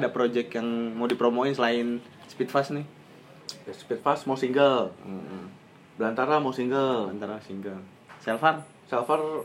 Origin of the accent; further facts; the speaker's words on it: Bekasi, West Java, Indonesia; kita anak Bekasi